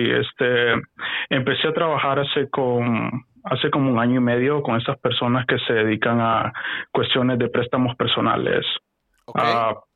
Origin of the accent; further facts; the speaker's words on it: Honduras; yo soy de Honduras, la operación todo es Honduras. Ah, ah soy hondureño.